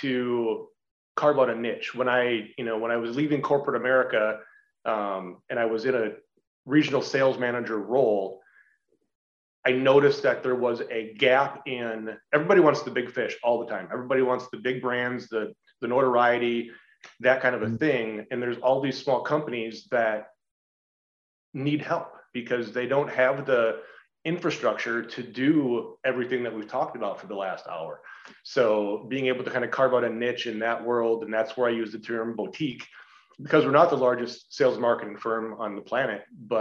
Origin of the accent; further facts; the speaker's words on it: Iowa, United States; also born or lived in Dallas-Fort Worth / Southern California; now in Iowa City, United States; I grew up in a very rural farm town on the Iowa-Minnesota border